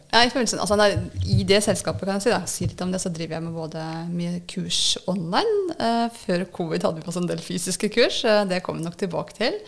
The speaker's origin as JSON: {"language": "Norwegian", "town": "Nittedal", "region": "Akershus", "country": "Norway", "tie": "born or raised there", "moved": "as an adult", "said": "jeg er opprinnelig fra Nittedal"}